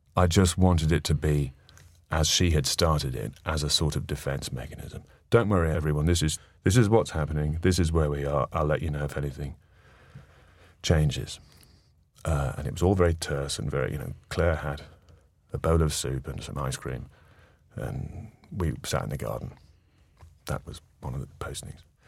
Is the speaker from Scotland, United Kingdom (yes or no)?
no; North East England, United Kingdom; moved away; both born and brought up in the Northeast